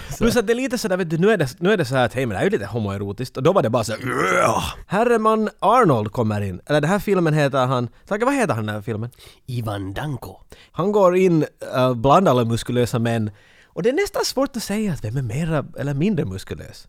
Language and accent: Swedish; Finland; som en finländare